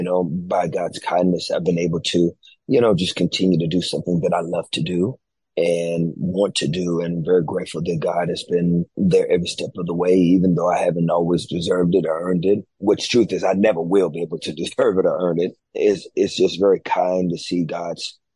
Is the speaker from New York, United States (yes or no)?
no; Fort Worth, Texas, United States; I come from Fort Worth, Texas